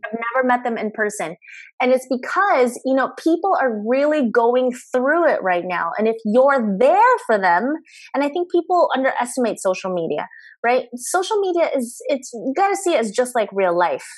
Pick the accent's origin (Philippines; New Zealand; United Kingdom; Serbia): Philippines; now in Los Angeles, United States; I'm a Filipino immigrant